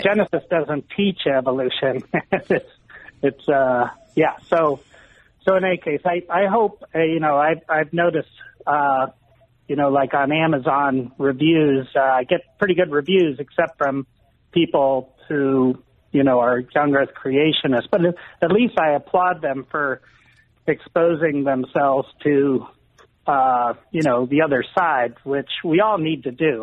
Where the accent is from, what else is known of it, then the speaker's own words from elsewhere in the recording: Columbus, Ohio, United States; growing up in Columbus, Ohio